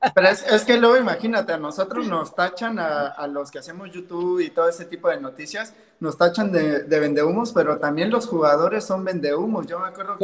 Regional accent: Oaxaca, Mexico; now in Mexico City, Mexico; Yo vivo en México, soy de Oaxaca, pero mis papás viven en Veracruz

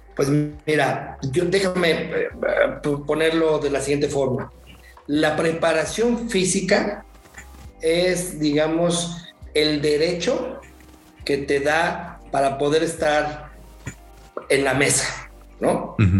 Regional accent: Mexico; como mexicanos

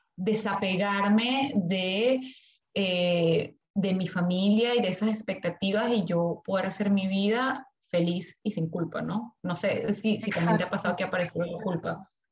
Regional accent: Venezuela; moved away as an adult; now in Melbourne, Australia; soy de Venezuela, tengo ya aquí viviendo en Australia, en Melbourne, desde hace seis años

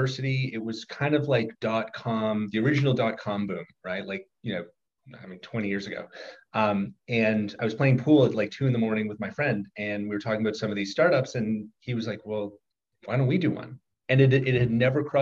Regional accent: Toronto, Ontario, Canada; moved away as an adult; also born or lived in Harvard / Oxford; I am born and raised in Toronto

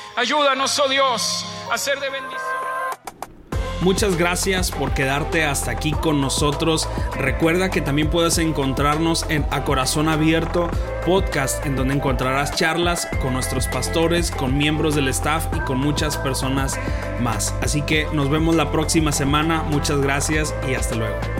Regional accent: Culiacán, Sinaloa, Mexico; moved away as an adult; also born or lived in Guamúchil / Ciudad Juárez; yo soy de Culiacán, Sinaloa, y yo antes amaba mucho mi ciudad

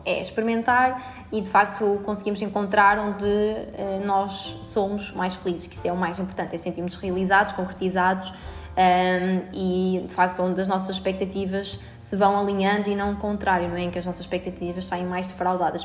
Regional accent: Albergaria-a-Velha, Centro, Portugal; moved away as an adult; now in Porto, Portugal; eu sou de Albergaria Velha

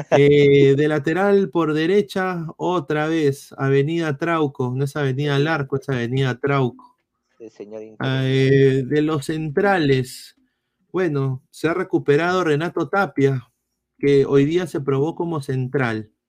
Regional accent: Peru; Sí somos peruanos, señor.

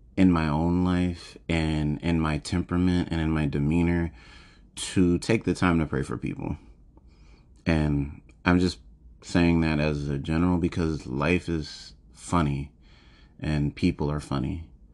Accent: United States; I was born and raised in America

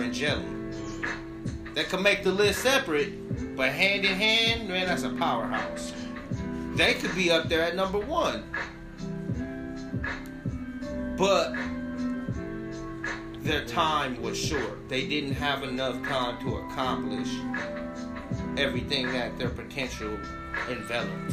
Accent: Long Beach, California, United States; I'm from Long Beach

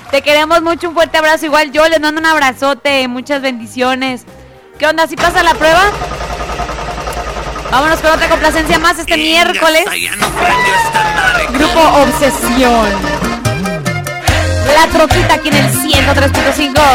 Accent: Tonalá, Jalisco, Mexico; Hola Cris y buenos días … de Tonalá. ¿Me puedes poner una canción

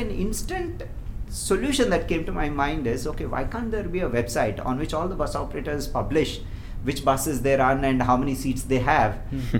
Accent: Hyderabad, Telangana, India; moved away as an adult; also born or lived in Bangalore; I'm from Hyderabad

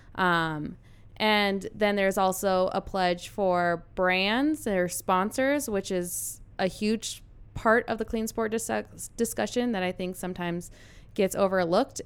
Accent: Carson City, Nevada, United States; moved away as an adult; also born or lived in Colorado; I'm originally from Carson City, Nevada. I was a four-time state champion there

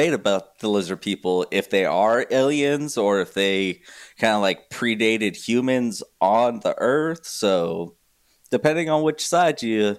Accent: New Mexico, United States; yeah, I'm from New Mexico

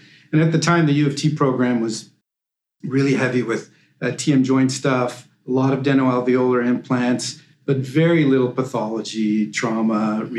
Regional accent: Montreal, Quebec, Canada; I'm originally from Montreal, and I went to McGill. I did undergrad at McGill. I did my dentistry at McGill.

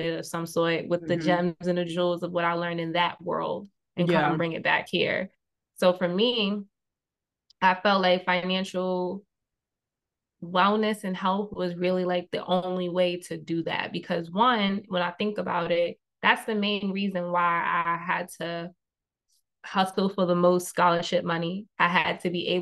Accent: New York City, New York, United States; the main street of where I grew up in Queens

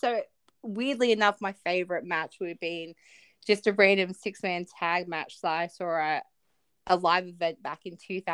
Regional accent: Australia

